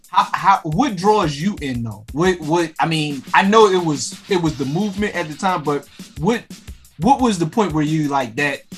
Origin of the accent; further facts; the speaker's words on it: Philadelphia, Pennsylvania, United States; I'm I'm from Philly